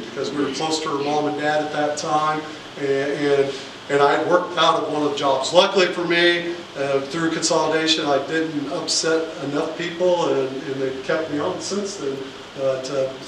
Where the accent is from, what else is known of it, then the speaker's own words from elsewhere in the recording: Canton, Kansas, United States; I grew up in Canton. I graduated from Canton Gallup